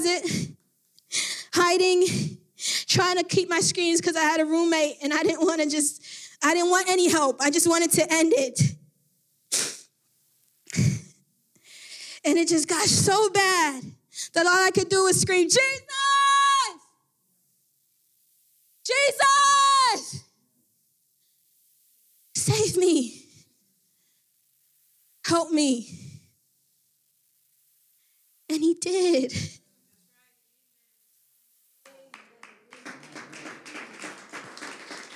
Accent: Miami, Florida, United States; I'm from Miami

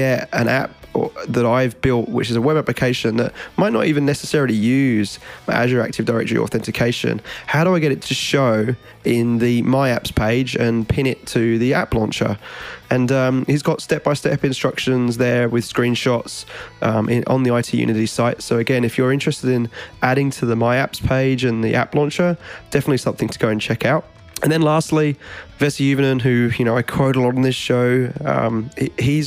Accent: Australia; now in United States

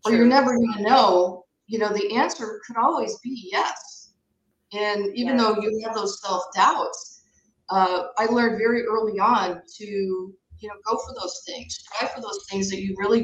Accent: Michigan, United States; I'm originally from Michigan. I was born and raised

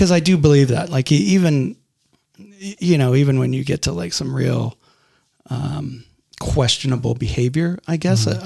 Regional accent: Garden Grove, California, United States; born or raised there

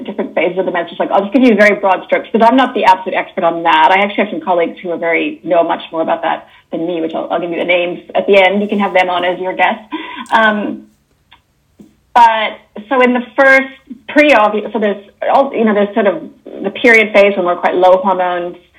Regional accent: Canada; accent: Canadian; moved away as an adult; also born or lived in Toronto, Canada / Sydney, Australia; now in New Zealand; as you can probably hear from my accent, I'm Canadian

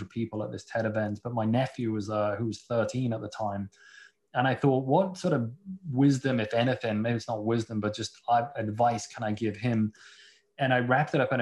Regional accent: Liverpool, North West England, United Kingdom; now in Seattle, United States; I'm originally from Liverpool in the UK, you know, home of the world's greatest football team

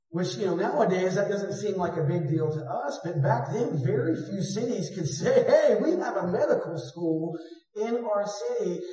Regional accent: Greensboro, North Carolina, United States; also born or lived in San Diego, California / Atlanta, Georgia / Los Angeles, California; from Greensboro, this is the city I was born in. In my 20s, I moved from Greensboro to San Diego

